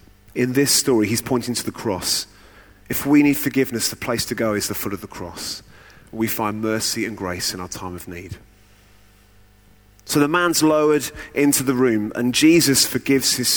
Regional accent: United Kingdom; I'm quite British

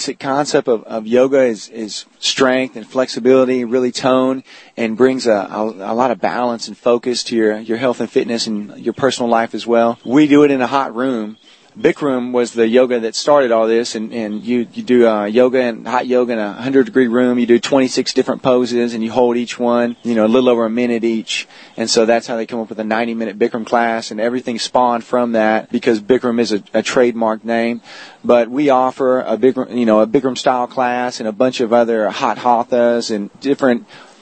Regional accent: College Station, Texas, United States; I grew up around the Bryan-College Station area

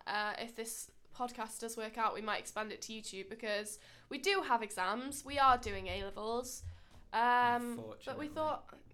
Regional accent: the north of England, United Kingdom

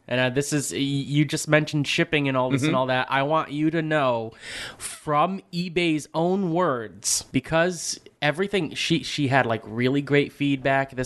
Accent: Bridgeport, Connecticut, United States; And I grew up in Bridgeport. I walked the mean streets of Bridgeport as a young little kid

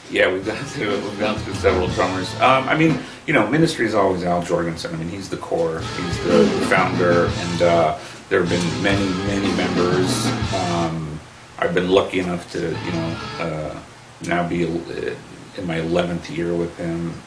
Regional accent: Burbank, California, United States; I grew up in Burbank, so he was a big hometown hero

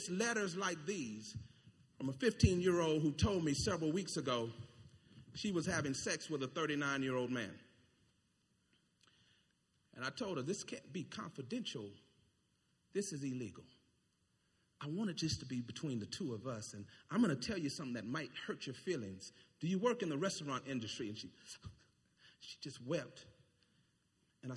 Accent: United States; I'm American.

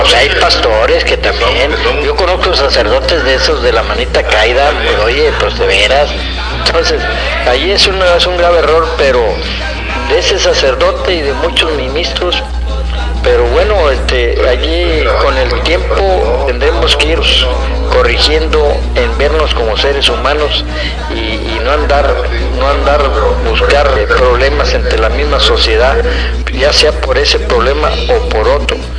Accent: Río Bravo, Tamaulipas, Mexico; vengo de un rancho de Río Bravo

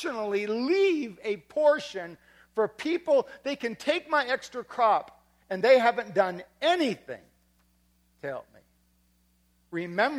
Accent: Wisconsin, United States; I grew up in Wisconsin. I did. I grew up in Wisconsin

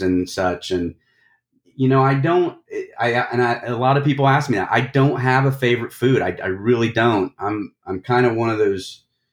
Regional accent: Indiana, United States; I grew up in Indiana

